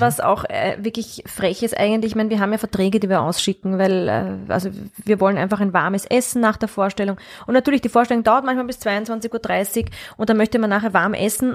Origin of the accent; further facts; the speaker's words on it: Vienna, Austria; ich bin aber schon in Wien aufgewachsen und sehr stark mit Wien verwurzelt, also ich bin eine Urwienerin eigentlich.